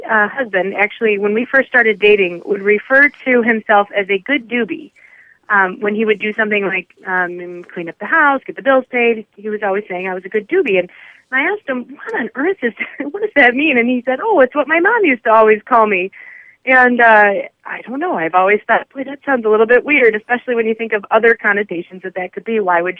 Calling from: Traverse City, Michigan, United States; I'm calling from Traverse City, Michigan.

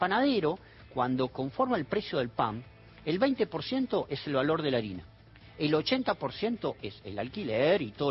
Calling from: Gualeguaychú, Entre Ríos, Argentina; Hola chicos, hermoso programa. … de Gualeguaychú, Entre Ríos.

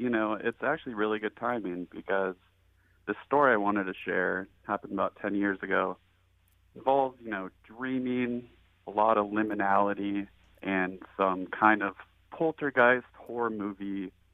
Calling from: Shoreline, Washington, United States; I am calling from Shoreline, Washington.

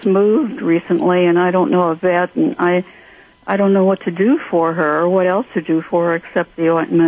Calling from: Templeton, California, United States; I'm calling from beautiful Templeton, California.

